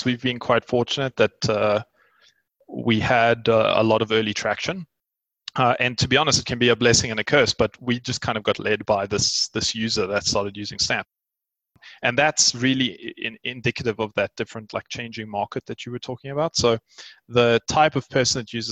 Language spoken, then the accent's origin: English; South Africa; I am a South African entrepreneur